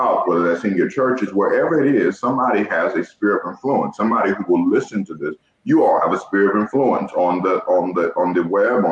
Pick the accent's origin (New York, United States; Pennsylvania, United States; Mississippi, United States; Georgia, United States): Georgia, United States; now in Ohio, United States; I'm from the South. I'm from Georgia